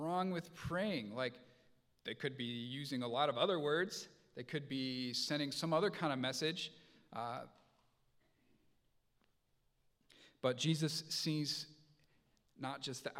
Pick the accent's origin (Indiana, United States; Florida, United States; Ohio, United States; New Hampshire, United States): Indiana, United States; moved away; I grew up in Indiana